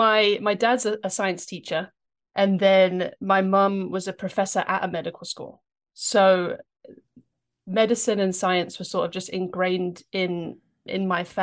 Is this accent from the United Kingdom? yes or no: yes; London, United Kingdom; accent: English; moved away as an adult; now in United States; Yeah, I've been in the US now for, I think, 12 or 13 years, so I'm losing the accent, sadly. But I grew up in England. I lived there until I was 18.